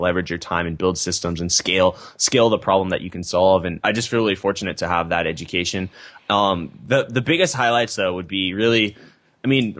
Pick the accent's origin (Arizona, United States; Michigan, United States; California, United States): California, United States; Temecula; also born or lived in San Diego, California; fairly normal childhood suburban community, Temecula, California